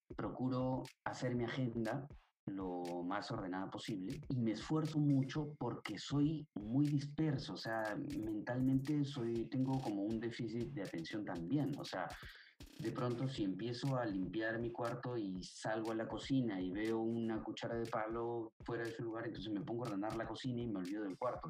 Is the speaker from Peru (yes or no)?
yes; Peru; Nosotros somos peruanos